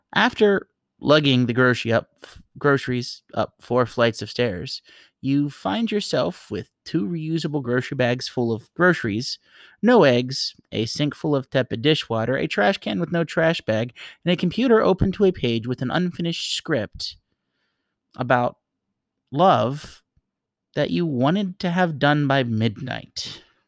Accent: New York, United States; I grew up in New York

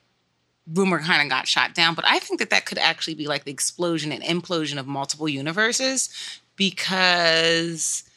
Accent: Philadelphia, Pennsylvania, United States; I'm from Philly

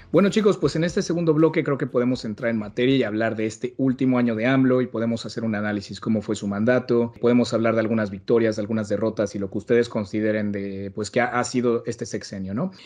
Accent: Mexico; como todos los mexicanos lo sabemos

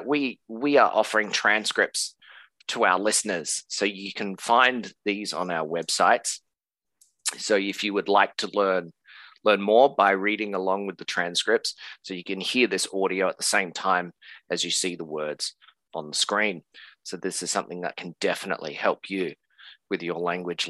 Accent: Australia

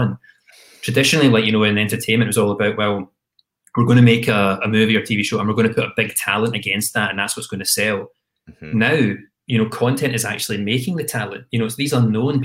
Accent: Glasgow, Scotland, United Kingdom; moved away as an adult; also born or lived in London; I was the same as any kid growing up in Glasgow

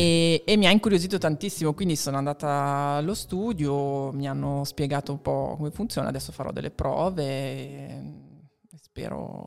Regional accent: Marche, Italy; now in Milan, Italy; io sono marchigiana

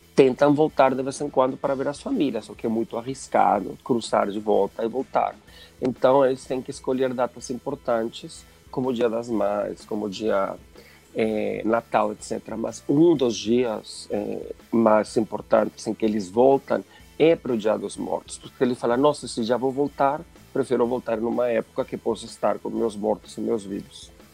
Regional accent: Mexico; Portuguese is a second language; now in São Paulo, Brazil; sou mexicano

